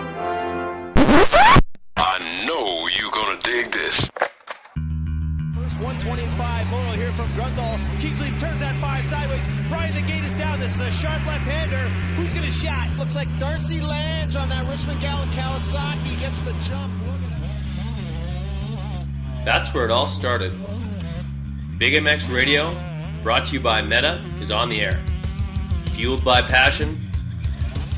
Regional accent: Canada; I'm Canadian

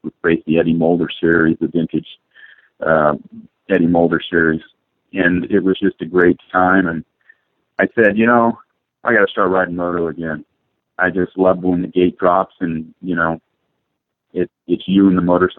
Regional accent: Southern California, United States; I grew up in Southern California

